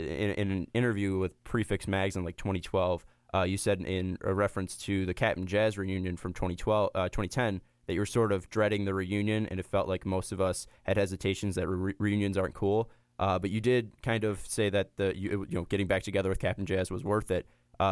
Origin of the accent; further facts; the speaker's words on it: Chicago, Illinois, United States; I'm from the South Side